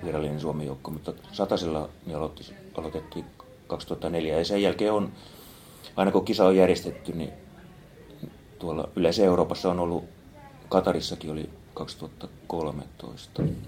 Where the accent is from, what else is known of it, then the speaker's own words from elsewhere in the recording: Kouvola, Kymenlaakso, Finland; now in Espoo, Finland; Kouvolasta olen kotoisin